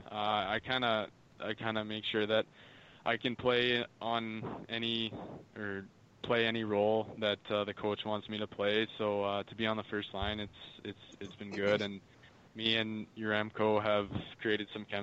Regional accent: Calgary, Alberta, Canada; I grew up in Calgary

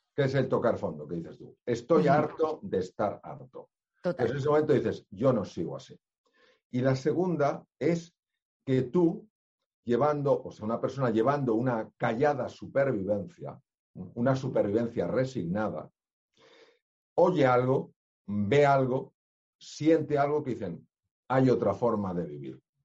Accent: Spain; yo soy español

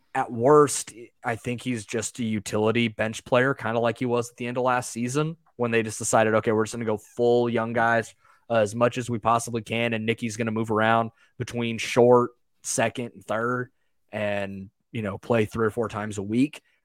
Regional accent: United States; I'm an American

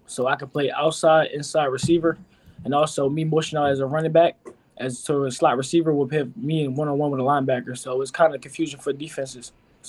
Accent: Philadelphia, Pennsylvania, United States; So I grew up in Philadelphia. So I'm from Philly.

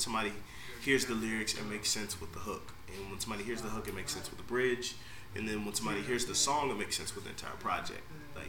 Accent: Norfolk, Virginia, United States; We grew up in Norfolk in this neighborhood, kind of out by like the Newburgh area, Butchel area.

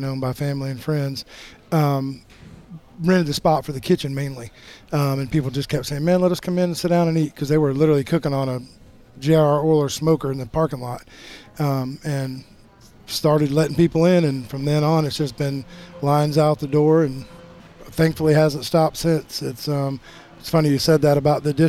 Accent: Eastern North Carolina, United States; I'm from Eastern North Carolina

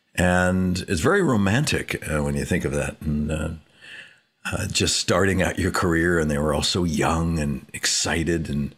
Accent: Canoga Park, California, United States; also born or lived in Hollywood; I was born in Hollywood and raised in the San Fernando Valley in Canoga Park for the most part.

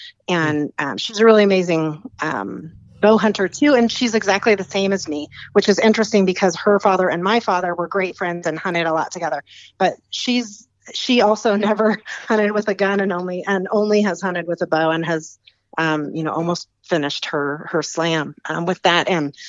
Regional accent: Alaska, United States; I was born and raised in Alaska, and have lived up there most of my life, and just recently relocated in just the last few years down to northern Arizona.

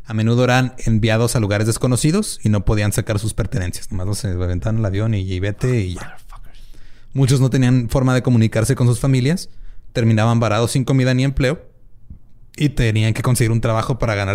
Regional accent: Mexico; yo soy

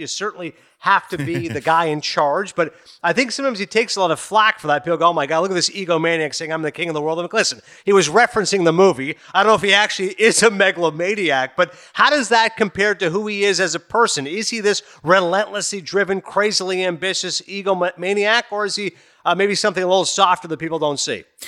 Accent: Kingston, Ontario, Canada; also born or lived in Toronto; I'm Canadian, born in Toronto and I grew up in Eastern Ontario and Kingston

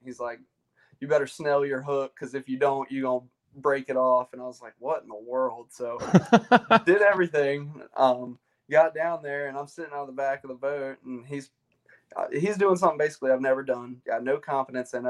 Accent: Chapin, South Carolina, United States; I am from the central region of South Carolina, little town called Chapin uh, is where I grew up

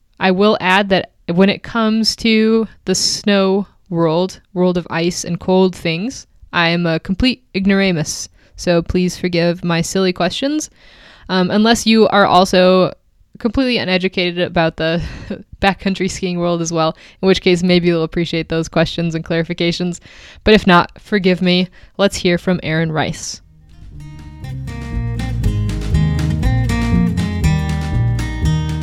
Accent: Southern Arizona, United States; I grew up in Southern Arizona

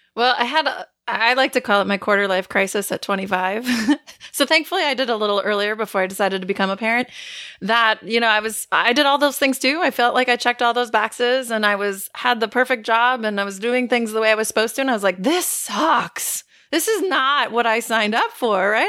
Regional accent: Northeast Wisconsin, United States; We are from Northeast Wisconsin

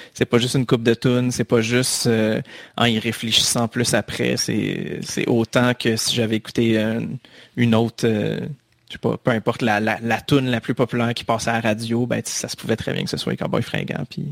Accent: Laval, Quebec, Canada; où j'habitais quand j'étais petit, il y avait une place qui s'appelait réellement la place publique

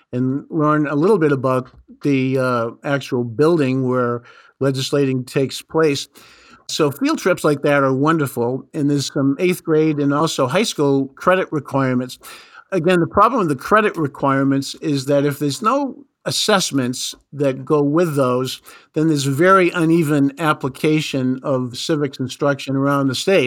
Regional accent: New Hampshire, United States; growing up in New Hampshire

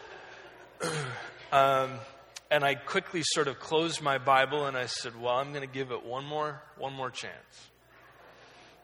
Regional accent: Oregon, United States; I was raised in Oregon. I was kind of lived there my entire life.

